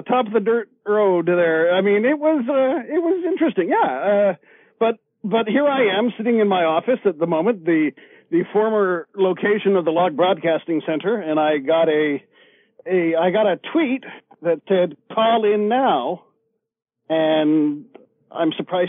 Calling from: Revelstoke, British Columbia, Canada; Revelstoke, British Columbia.

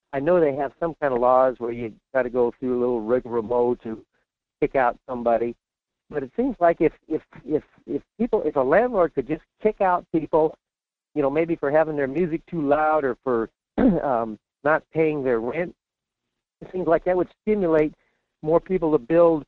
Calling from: Fairbanks, Alaska, United States; in Fairbanks.

